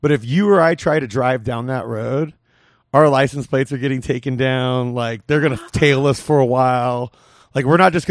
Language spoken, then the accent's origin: English; Southern California, United States; Growing up in SoCal